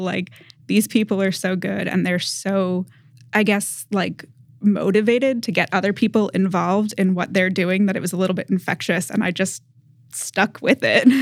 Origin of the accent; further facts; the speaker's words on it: Massachusetts, United States; moved away; I grew up in New England. I'm from Massachusetts originally